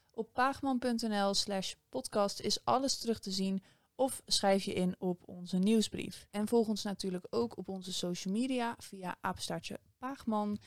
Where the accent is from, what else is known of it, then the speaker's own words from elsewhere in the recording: Delft, South Holland, Netherlands; als Delftenaar